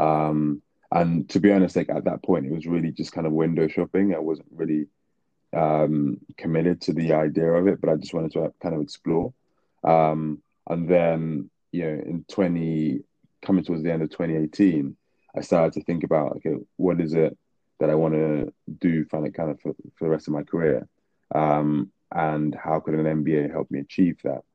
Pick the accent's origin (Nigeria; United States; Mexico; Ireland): Nigeria; now in London, United Kingdom; moved back to Nigeria for about sort of nine ten years